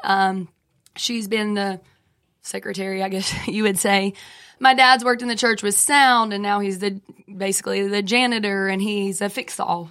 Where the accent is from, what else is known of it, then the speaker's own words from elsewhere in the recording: Franklin, United States; I grew up in Franklin.